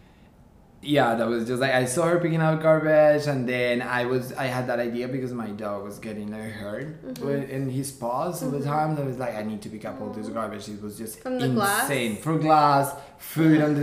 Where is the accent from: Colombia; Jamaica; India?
Colombia; moved away as an adult; now in New York, United States; I'm actually born and raised in Colombia. I came here 10 years ago to New York.